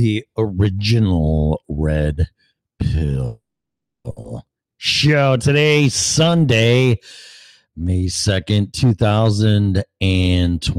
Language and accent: English; Illinois, United States; moved away as an adult; now in Florida, United States; my hometown, state of Illinois